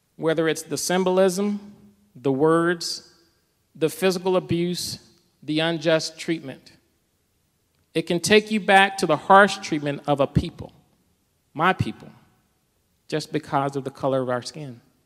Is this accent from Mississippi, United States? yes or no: yes; Mississippi, United States; I grew up in the South as well, from Mississippi